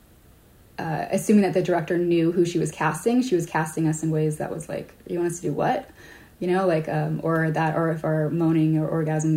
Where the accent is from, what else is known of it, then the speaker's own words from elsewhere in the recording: Hawaii, United States; now in San Francisco, United States; I grew up in Hawaii